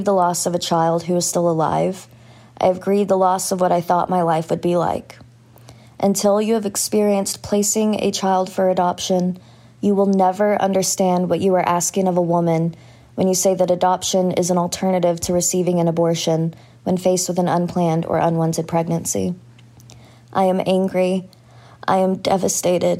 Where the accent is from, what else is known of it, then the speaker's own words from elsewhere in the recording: Texas, United States; I'm from Texas